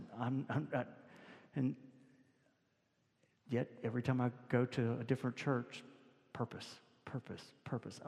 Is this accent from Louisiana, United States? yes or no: yes; Louisiana, United States; we're both from Louisiana